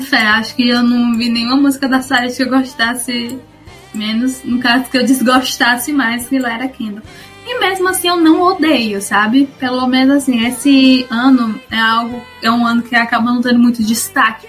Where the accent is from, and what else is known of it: Ceará, Brazil; born or raised there